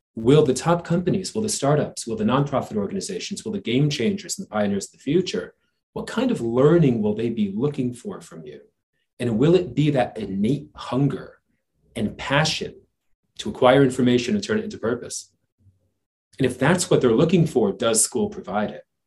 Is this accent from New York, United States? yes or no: no; New Jersey, United States; growing up in New Jersey uh, on the streets uh, out of school at eighth grade